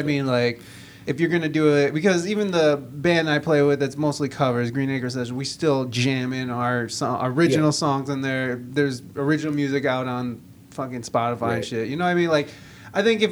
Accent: Toledo, Ohio, United States; also born or lived in San Diego; coming from that back to Toledo, I thought I was coming back to what I left.

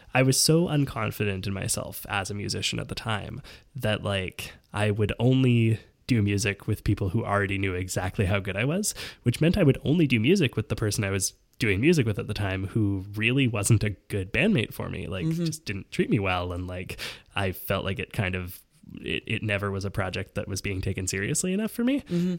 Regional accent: Vancouver, British Columbia, Canada; moved away; also born or lived in Montreal; I grew up in Vancouver uh-huh. and then in Montreal.

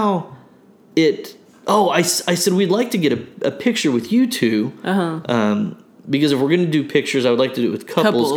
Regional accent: Broken Arrow, Oklahoma, United States; we're from Broken Arrow

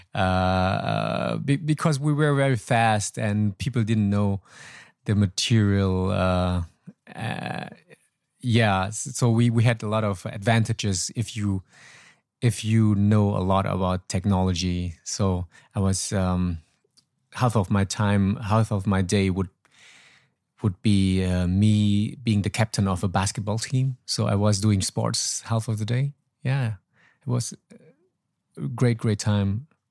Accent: Troisdorf, North Rhine-Westphalia, Germany; English is a second language; moved away as an adult; also born or lived in Laos / Hanoi, Vietnam; now in Ho Chi Minh City, Vietnam; I was born in Laos. My parents moved uh, when I was four to Germany. Actually, we were boat people and then I grew up there, living there for 33 years

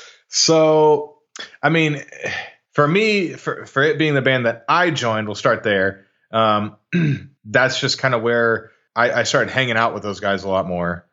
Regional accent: Arlington, Texas, United States; also born or lived in Washington State / Las Vegas; Grew up in, uh, Arlington, Texas, right in the heart of the D F W Metroplex. Um, born and raised here

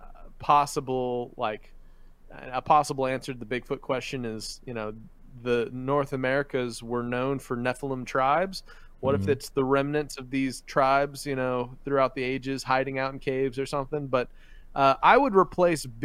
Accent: Philippines; now in United States; growing up in the Philippines and driving there

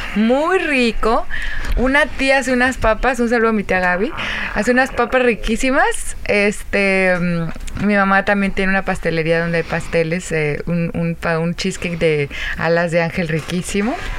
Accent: Yahualica, Jalisco, Mexico; del pueblo de donde soy, que es Yahualica, Jalisco

